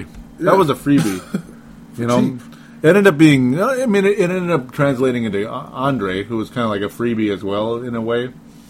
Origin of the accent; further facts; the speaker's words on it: Minnesota, United States; accent: Minnesota; Our American accents are my funny Minnesota accent. It is funny, actually. A lot of people like my Minnesota accent.